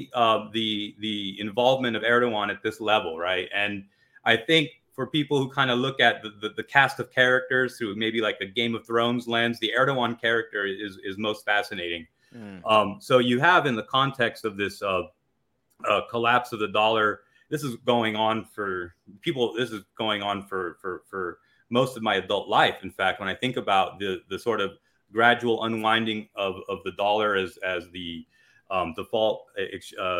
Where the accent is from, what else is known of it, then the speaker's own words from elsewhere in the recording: United States; as an American